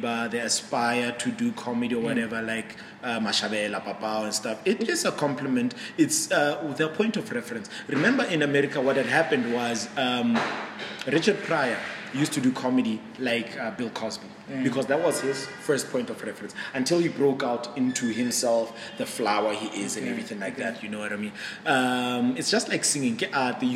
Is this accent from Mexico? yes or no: no; Mahikeng, North West, South Africa; moved away; I'm from Mafikeng originally